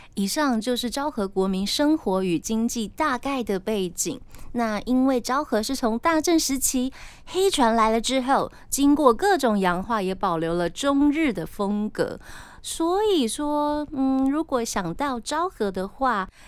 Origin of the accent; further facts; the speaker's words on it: Tainan, Taiwan; now in Taipei, Taiwan; 我本身就是在台南长大的小孩